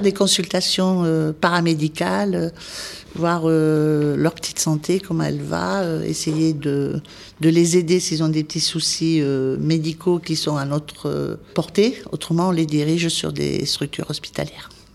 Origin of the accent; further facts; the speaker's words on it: Cahors, Occitania, France; moved away as an adult; also born or lived in Paris; je suis de Cahors, donc je jouais pour la ville de Cahors pendant ben, jusqu'à que je monte à Paris, à l'école infirmière, voilà, jusqu'à l'âge de 20 ans